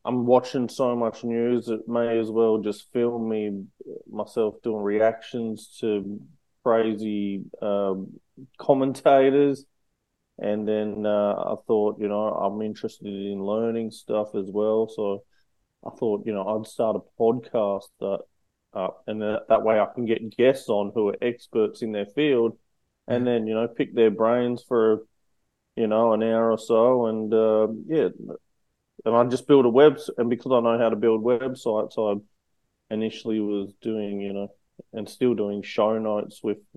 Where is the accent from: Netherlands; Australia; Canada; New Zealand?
Australia; also born or lived in United States; So from Australia, but I've lived all around the world. So I'm quite well versed in globally, but I'm from Australia